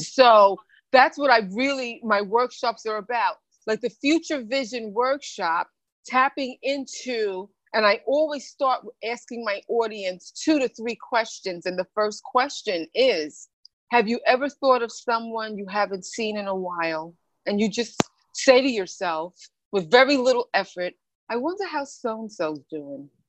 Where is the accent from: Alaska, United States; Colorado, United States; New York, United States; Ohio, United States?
New York, United States; also born or lived in Bahamas; I was born in the Bahamas and raised in New York when I was 4